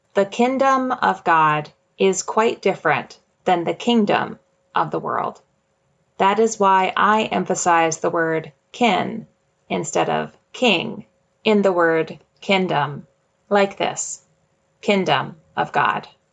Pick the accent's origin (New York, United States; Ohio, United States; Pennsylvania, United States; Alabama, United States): New York, United States; Jamestown; moved away; my hometown